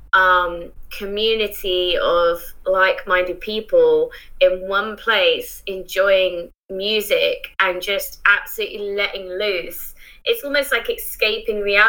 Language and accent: English; Isle of Wight, South East England, United Kingdom; moved away; also born or lived in Bristol; I grew up on the Isle of Wight, and for those who don't know, it's just a tiny island off the south coast of England.